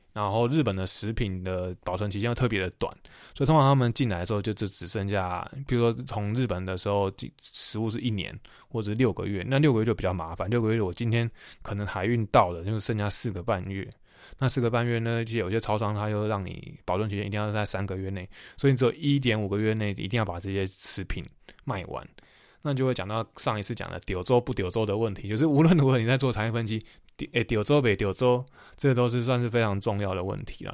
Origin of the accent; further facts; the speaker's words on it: Taiwan; moved away as an adult; 我们在这种就是岛国生长长大的人